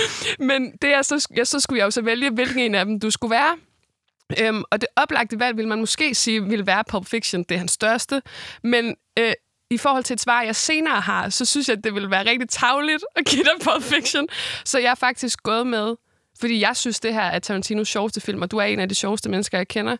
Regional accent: Esbjerg, Southern Denmark, Denmark; jeg er jo fra Esbjerg

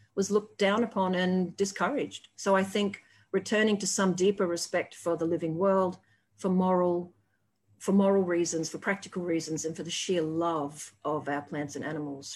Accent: Australia; as an Aussie

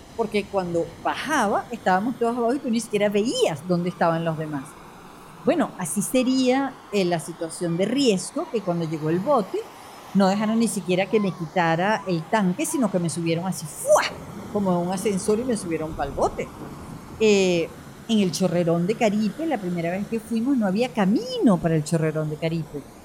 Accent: Venezuela; esta gente que somos los venezolanos

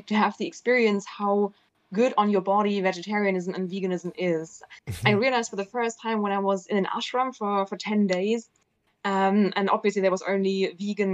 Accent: Southern Germany, Germany; moved away; I'm from Germany. I'm from the south of Germany originally, where you eat meat all the time.

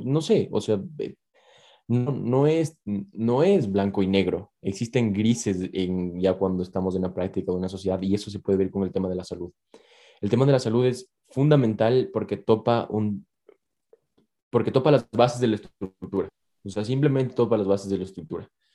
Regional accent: Ecuador; que somos ecuatorianos

